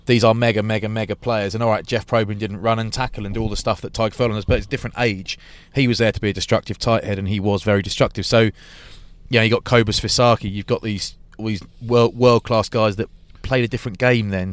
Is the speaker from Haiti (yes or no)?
no; England, United Kingdom; I'm English